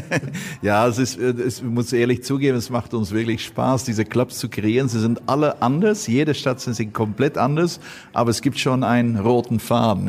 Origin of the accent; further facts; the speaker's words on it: Belgium; ich bin Belgier